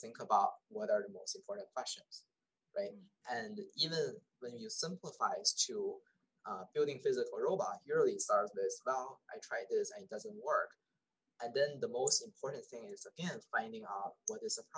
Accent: China; moved away; when I was small, I was born in China. So, I was in a big city

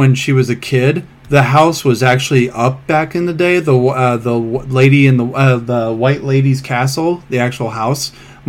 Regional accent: Salisbury, Maryland, United States; also born or lived in Ocean City, Maryland; I'm from here, but I moved to Maryland when I was 2. And I grew up in Salisbury and Ocean City, and I live 30 minutes away from where the Blair Witch Project was actually made.

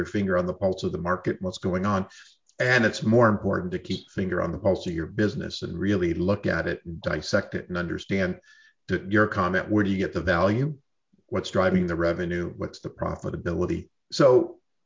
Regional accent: New York, United States; moved away; also born or lived in Southern California; I'm from New York

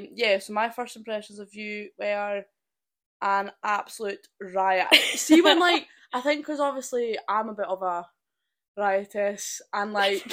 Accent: Perth, Scotland, United Kingdom; And I'm just from a wee family farm in Perth, Scotland.

